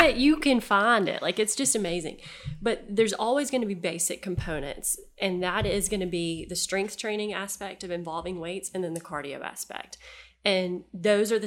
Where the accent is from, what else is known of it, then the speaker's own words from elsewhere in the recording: Headland, Alabama, United States; I grew up in Headland